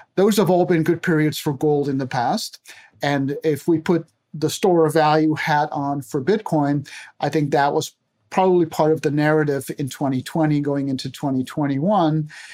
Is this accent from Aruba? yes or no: yes; Aruba; moved away as an adult; now in United States; I grew up, born and raised in Aruba of Dutch parents, found my way to the U S, and I have been here my whole adult life